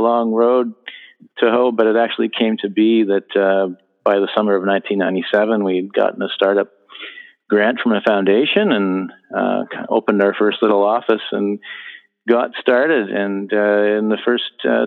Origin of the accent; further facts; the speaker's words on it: Ottawa, Ontario, Canada; I grew up here in Ottawa and went to the public school system